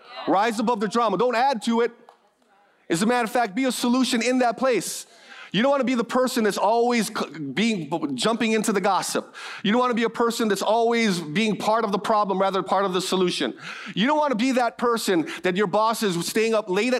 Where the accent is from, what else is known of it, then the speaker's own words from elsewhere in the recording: Hawaii, United States; I'm born and raised in Hawaii